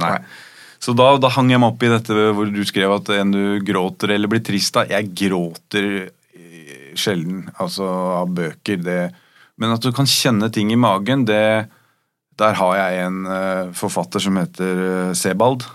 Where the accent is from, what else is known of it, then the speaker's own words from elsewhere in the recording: Rykkinn, Akershus, Norway; jeg vokste opp på Rykken